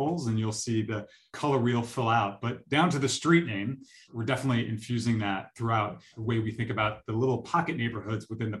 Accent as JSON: {"language": "English", "region": "East Coast", "country": "United States", "tie": "born or raised there", "said": "I grew up on the East Coast going to Disney World every couple of years with my family."}